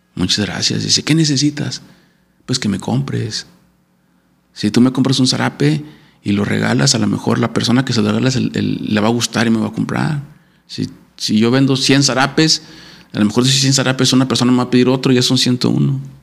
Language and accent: Spanish; Saltillo, Coahuila, Mexico; soy saltillo